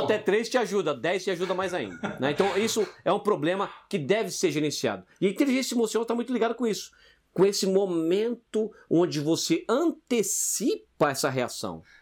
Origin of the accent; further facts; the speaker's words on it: Brazil; now in France; não sou francês, hein? Já te falei. Brasileiro do Jardim Selma